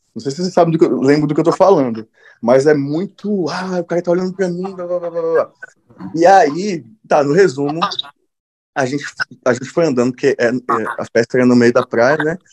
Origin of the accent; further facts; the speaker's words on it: Eunápolis, Bahia, Brazil; moved away; sou baiano e, e foi, vivi a maior parte da minha vida na Bahia